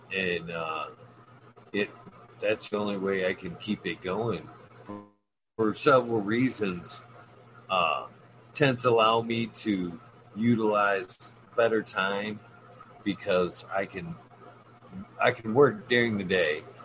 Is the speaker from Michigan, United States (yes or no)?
yes; Michigan, United States; my home state